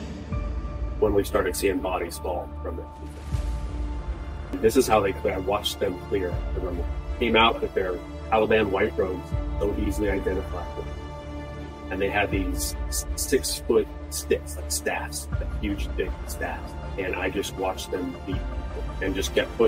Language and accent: English; San Diego, California, United States; moved away as an adult; now in Charleston, United States; in San Diego, in my hometown